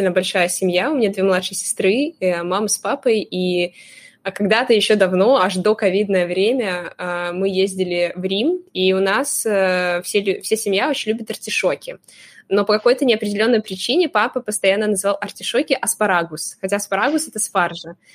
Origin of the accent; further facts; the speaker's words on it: Crimea, Ukraine; moved away as an adult; now in Moscow, Russia; я приехала из Крыма в Москву, поступила на юрфак